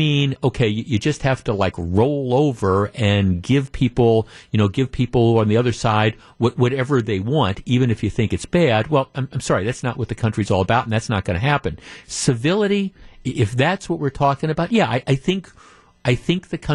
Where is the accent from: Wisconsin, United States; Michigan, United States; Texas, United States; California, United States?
Wisconsin, United States; I'm from Wisconsin